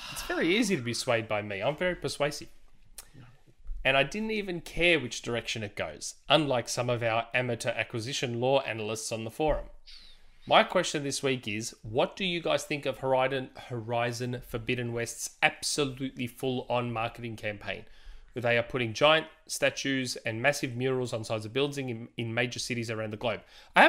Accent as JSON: {"language": "English", "country": "Australia", "said": "I don't know politics. I'm Australian. I don't know politics."}